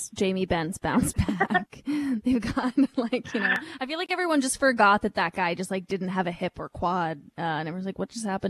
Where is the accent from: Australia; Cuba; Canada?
Canada; as a Canadian, I would love to see a Canadian team win the Stanley Cup.